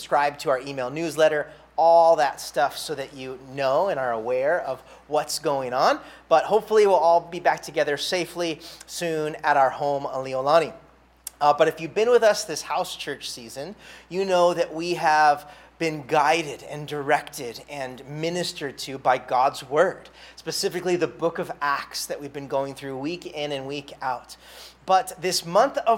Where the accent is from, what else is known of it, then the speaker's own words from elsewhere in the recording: Santa Barbara, California, United States; now in Honolulu, United States; Santa Barbara, California, my hometown